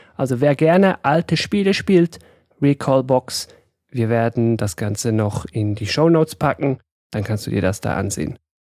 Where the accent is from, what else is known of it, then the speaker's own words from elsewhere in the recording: Switzerland; ich bin aus der Schweiz